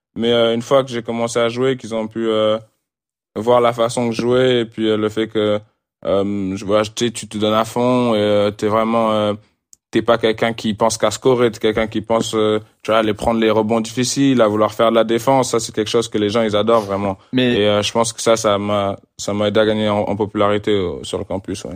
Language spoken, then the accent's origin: French; France; moved away; en tant que Français